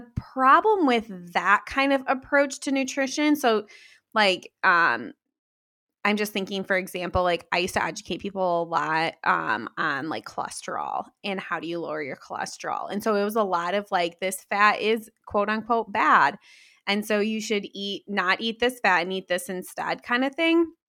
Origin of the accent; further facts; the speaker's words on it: Midwest, United States; like I grew up in the Midwest. I live in the Midwest.